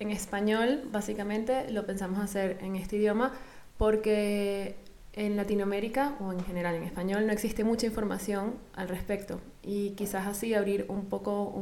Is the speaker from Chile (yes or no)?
no; Venezuela; moved away; yo vengo de Venezuela